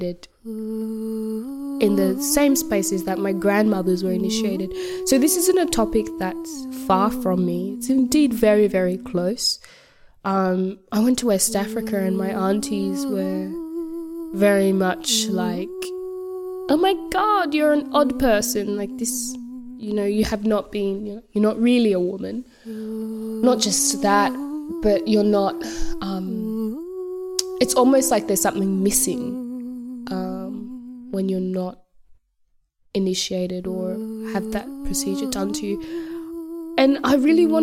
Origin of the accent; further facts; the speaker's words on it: Tasmania, Australia; also born or lived in Sierra Leone (ancestry); I'm from Australia